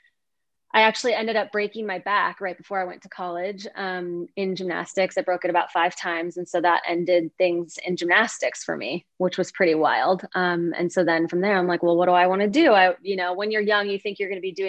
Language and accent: English; about 45 minutes north of Chicago, Illinois, United States; moved away as an adult; now in Ashland, United States; I grew up about 45 minutes north of Chicago. So in this little village called Mattawa, where there are more deer than people. And that's where I originally grew up. And I just moved out here a couple of years ago